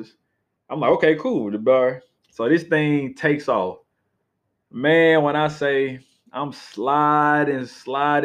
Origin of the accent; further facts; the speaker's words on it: Atlanta, Georgia, United States; So I was raised in Atlanta